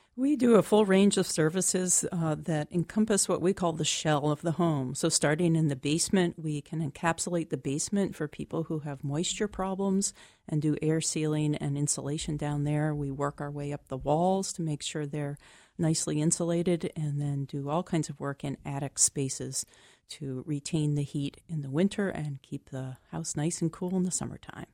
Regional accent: Liberty, Maine, United States; I am from Liberty, which is in western Waldo County

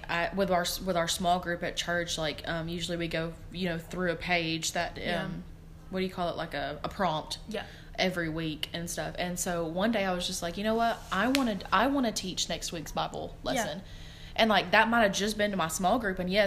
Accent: Georgia, United States; where I'm from, we're from Georgia

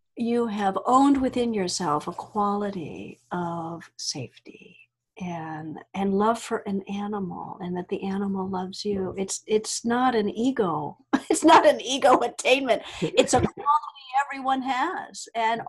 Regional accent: the Deep South, United States; I grew up in the South, deep South here in the United States

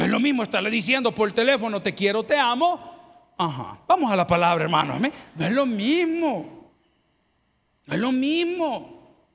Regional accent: El Salvador; nos llevaron al liceo salvadoreño, nos daban clases de natación

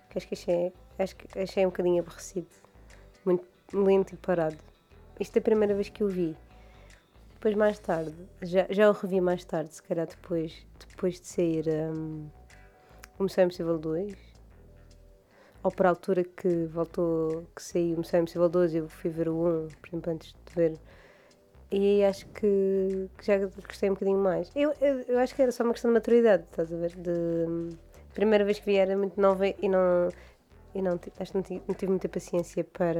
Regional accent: Madeira, Portugal; now in Mainland Portugal; eu não sou do Funchal, eu sou de campo

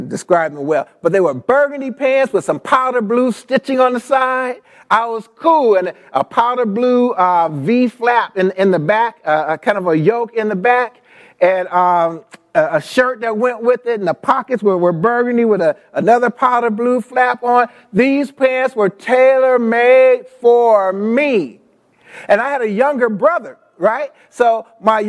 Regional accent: Los Angeles, California, United States; I grew up in South L.A.

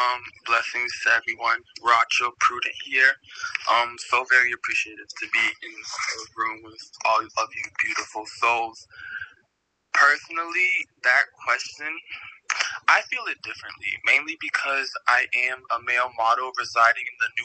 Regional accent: Haiti; born there; and I am an African-American male. I was born in Haiti, so

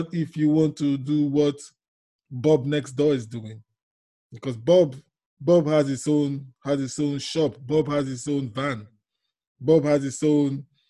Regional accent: Nigeria; moved away as an adult; now in London, United Kingdom; I'm originally from Nigeria, yes, in Africa.

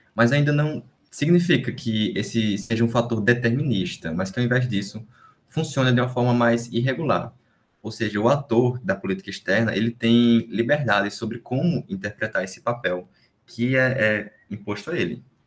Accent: Brazil; quem somos nós como brasileiros

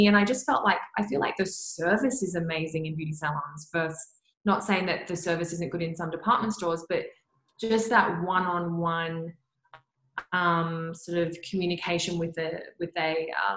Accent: Perth, Western Australia, Australia; growing up in Perth

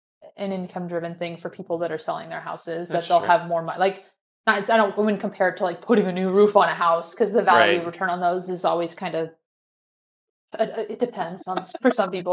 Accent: California, United States; moved away as an adult; I'm from California and I, you know, was there for 22 years of my life and it's too expensive for me to go back there.

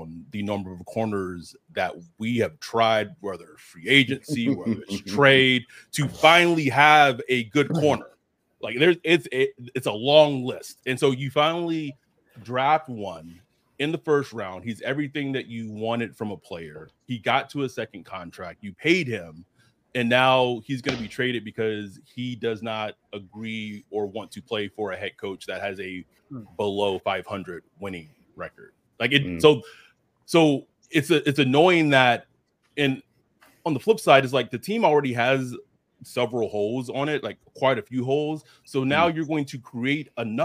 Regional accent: Texas, United States; I grew up in Texas. I was born in 88

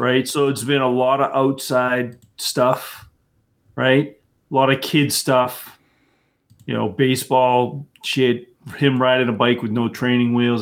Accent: near Boston, Massachusetts, United States; I grew up near Boston, but I'm not from Boston

